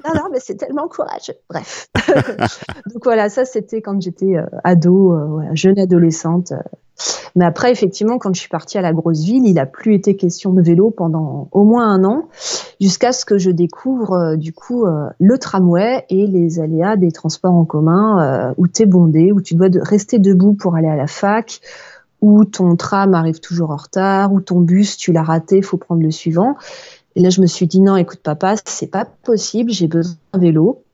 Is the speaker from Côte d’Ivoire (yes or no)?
no; Alsace, Grand Est, France; now in Paris, France; j'ai passé mes vacances en Alsace, donc je suis retournée dans, ma, dans mon bled d'origine